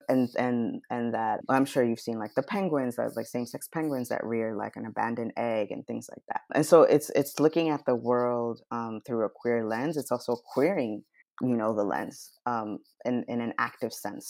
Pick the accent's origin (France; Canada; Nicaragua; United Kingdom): Nicaragua; now in United States; I was born in Nicaragua